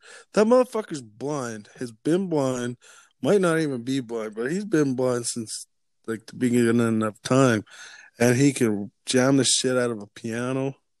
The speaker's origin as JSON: {"language": "English", "region": "Alberta", "country": "Canada", "tie": "born or raised there", "said": "Those are my hometown heroes"}